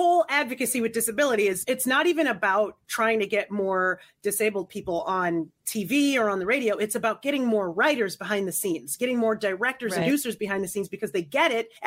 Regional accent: New York, United States; I'm from New York

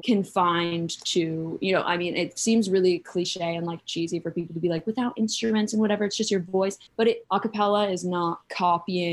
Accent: Saratoga Springs, New York, United States; moved away; also born or lived in Santa Monica, California; I'm originally from Saratoga Springs, upstate New York

